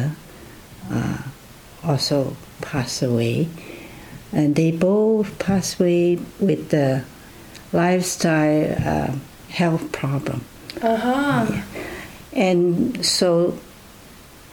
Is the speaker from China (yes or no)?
yes; China; also born or lived in Loma Linda, United States / Vancouver, Canada; now in Canada; If you are asking me where I was born, then it was in China